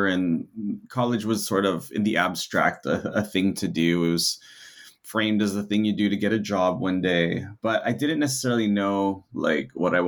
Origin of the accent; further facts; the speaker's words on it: Los Angeles, California, United States; I was born and raised in Los Angeles, Northeast LA, in a very Filipino neighborhood called Eagle Rock